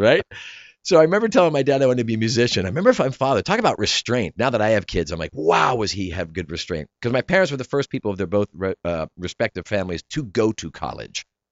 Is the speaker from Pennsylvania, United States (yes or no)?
yes; New Cumberland, Pennsylvania, United States; moved away; I grew up in South Central P A in New Cumberland, right across the river from Harrisburg